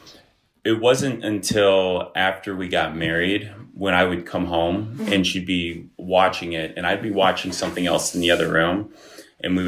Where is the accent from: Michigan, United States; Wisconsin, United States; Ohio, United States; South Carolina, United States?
Ohio, United States; Bath area; also born or lived in Chicago; I grew up in, the Bath area